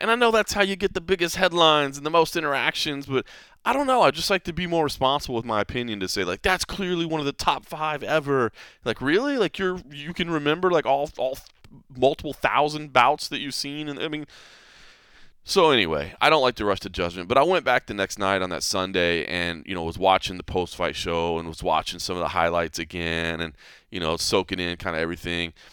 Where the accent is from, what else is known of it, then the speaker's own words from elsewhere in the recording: Dallas, Texas, United States; now in Las Vegas, United States; I still like the Dallas Cowboys from growing up in Dallas